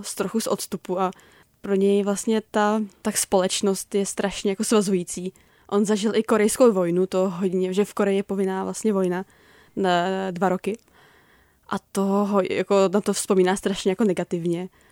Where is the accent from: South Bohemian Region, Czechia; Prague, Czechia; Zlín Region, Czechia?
Prague, Czechia; já jsem jako z Prahy